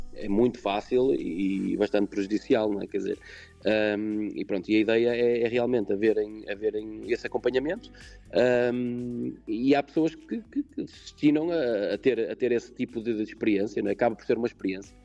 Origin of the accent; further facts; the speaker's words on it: Portugal; aquilo que somos nós como portugueses